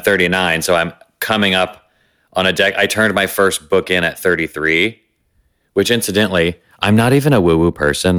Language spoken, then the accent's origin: English; the South, United States; growing up in the Christian South, scared and gay